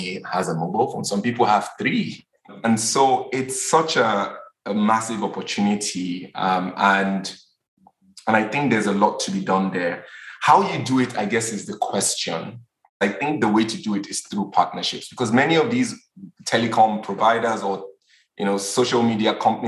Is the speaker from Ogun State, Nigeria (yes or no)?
no; Lagos, Nigeria; I'm Nigerian, and even as a Nigerian I'm Yoruba, I grew up in Lagos